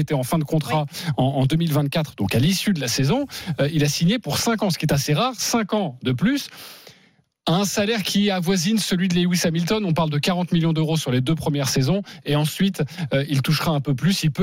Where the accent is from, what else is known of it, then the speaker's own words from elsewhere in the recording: France; même si on l'aime beaucoup en tant que Français